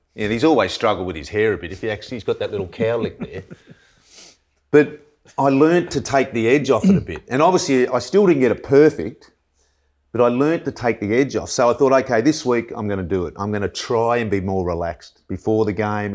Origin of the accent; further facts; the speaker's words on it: Lake Eildon, Victoria, Australia; I was from Lake Eildon, like a thousand people